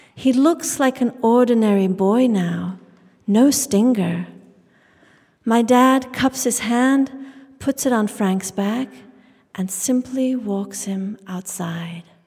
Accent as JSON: {"language": "English", "region": "England", "country": "United Kingdom", "tie": "born or raised there", "said": "I grew up in England, the daughter of Indian immigrants"}